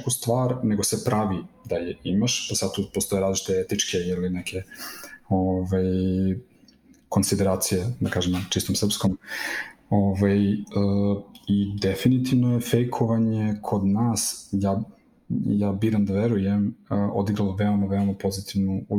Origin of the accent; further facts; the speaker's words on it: Serbia; kod nas u Srbiji